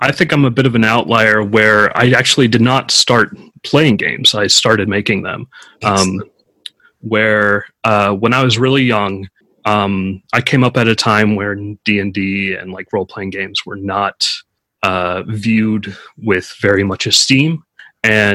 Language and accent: English; California, United States; I'm from California